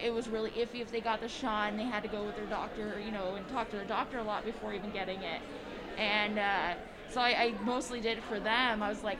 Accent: California, United States; I was California, born in one of the hospitals there

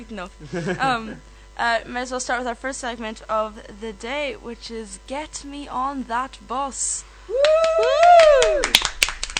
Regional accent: Donegal, Ulster, Ireland; from Donegal.

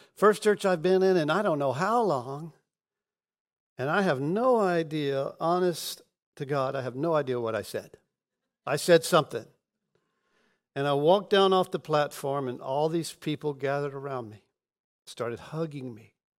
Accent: Pensacola, Florida, United States; I was born in Pensacola, and we We moved from rental house to rental house

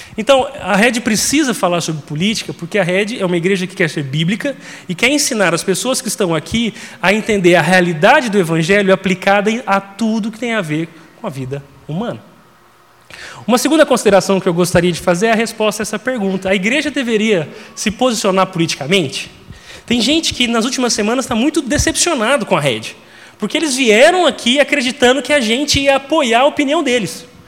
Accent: interior of Minas Gerais, Brazil; eu sou mineiro do interior de Minas

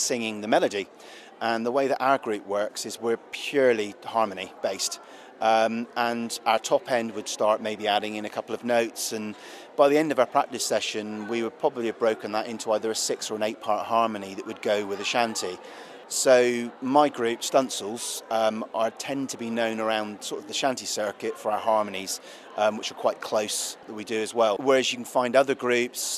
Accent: Cornwall, South West England, United Kingdom; I'm Cornish, and I class really, I suppose, the shanties as part of my heritage

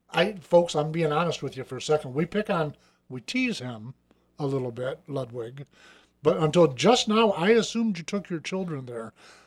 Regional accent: Michigan, United States; No, I'm from Michigan.

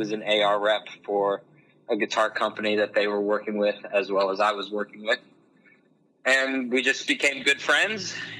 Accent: South Florida, United States; moved away as an adult; now in Nashville, United States; Yeah, so I'm originally from South Florida. I moved to Nashville 5 years ago, almost to the date. Actually, 5 years and 1 month ago to the date, I have lived in Nashville.

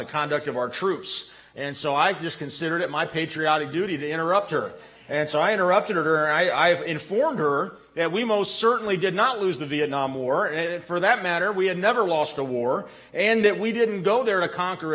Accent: United States; I was born an American

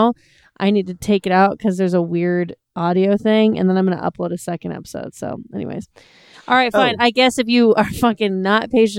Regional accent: United States; I grew up in the United States.

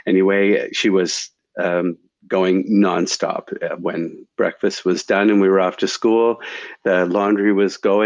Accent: Stellarton, Nova Scotia, Canada; moved away as an adult; also born or lived in Guelph, Ontario / Winnipeg; now in Toronto, Canada; I grew up in Nova Scotia

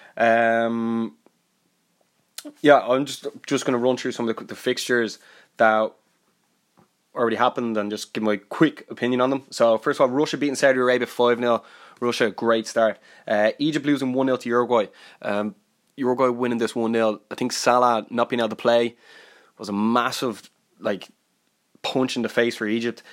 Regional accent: Ireland; I'm from Ireland

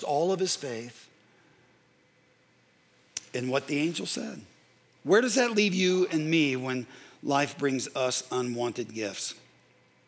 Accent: Carmel, Indiana, United States; I grew up in the Midwest

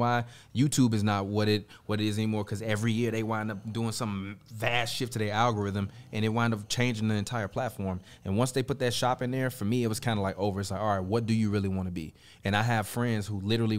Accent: Chicago, Illinois, United States; I'm from Chicago, Illinois

